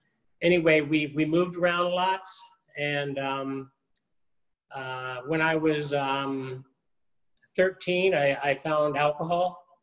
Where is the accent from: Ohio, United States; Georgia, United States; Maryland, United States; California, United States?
Maryland, United States; Annapolis; born there; I was born in Annapolis, Maryland. My dad was in the Navy. He's a retired career naval officer.